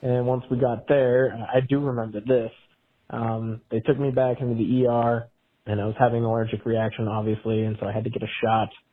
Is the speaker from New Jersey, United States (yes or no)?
no; Montana, United States; also born or lived in Washington / Bozeman, Montana; now in Lewistown, United States; I was born in Washington, home state of Montana.